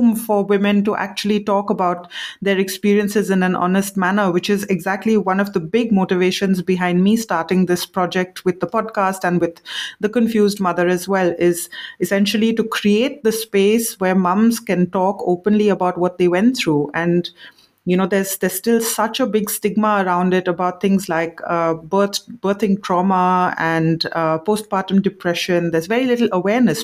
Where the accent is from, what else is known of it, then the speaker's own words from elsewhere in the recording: India; moved away as an adult; as an Indian mother, when I came here